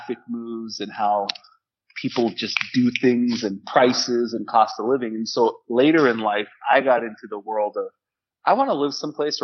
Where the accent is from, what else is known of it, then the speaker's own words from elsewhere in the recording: Toronto, Ontario, Canada; moved away as an adult; also born or lived in Tallahassee / Miami / Bakersfield / Chicago; I'm from Toronto and born and raised my whole life.